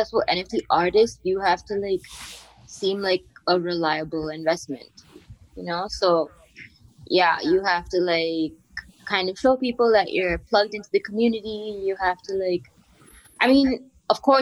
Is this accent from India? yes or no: yes; India; moved away as an adult; also born or lived in New York; now in Berlin, Germany; growing up in India.